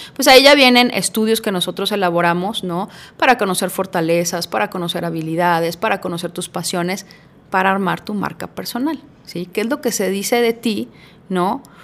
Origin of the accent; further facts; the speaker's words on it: Guadalajara, Jalisco, Mexico; also born or lived in Puebla; aquí en Guadalajara solamente nos venimos mis papás y yo desde muy chiquitos, yo tenía cuatro años